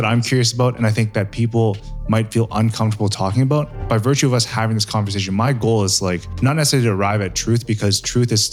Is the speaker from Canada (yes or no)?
yes; Canada; growing up in Canada